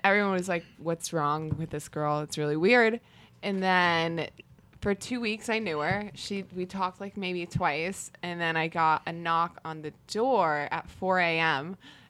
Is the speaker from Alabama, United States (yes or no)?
no; Mystic, Connecticut, United States; also from Connecticut, as rich, just Mystic.